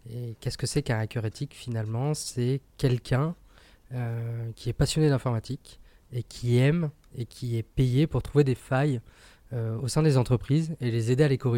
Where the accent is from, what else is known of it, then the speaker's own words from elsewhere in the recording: Île-de-France, France; also born or lived in Italy; J'ai fait une partie de mon enfance dans le Val d'Oise, donc dans le 95. Je suis parti trois ans en Italie.